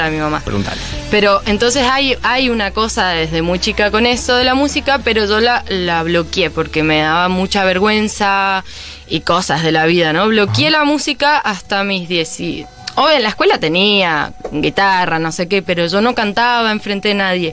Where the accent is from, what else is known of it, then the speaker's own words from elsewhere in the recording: Mendoza, Argentina; moved away; Mendoza siempre va a estar ahí porque es como mi, mi tierra